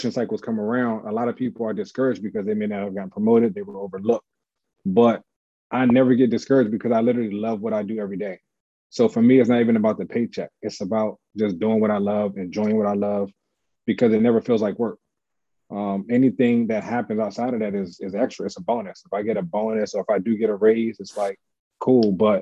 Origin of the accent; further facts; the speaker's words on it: Washington, District of Columbia, United States; also born or lived in Montgomery County, Maryland / Prince George's County, Maryland; I was born in Southeast though, Greater Southeast Community Hospital. That's where I originated from.